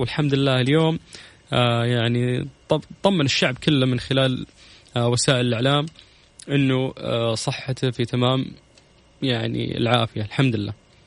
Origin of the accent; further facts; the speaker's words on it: Saudi Arabia; عندنا في السعودية